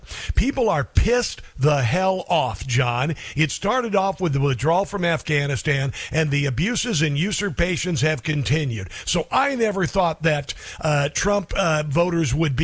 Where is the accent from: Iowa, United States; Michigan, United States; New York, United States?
Iowa, United States; Neola; moved away; I'm from Iowa. I'm from Southwest Iowa, Neola, Iowa, near Council Bluffs, Omaha.